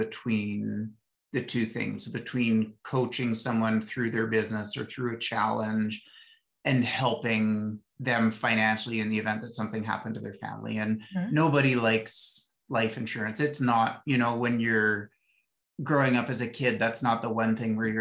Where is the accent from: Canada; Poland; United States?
Canada; Ottawa, Ontario; I grew up in Ottawa, and we'd go to the Rough Rider games with dad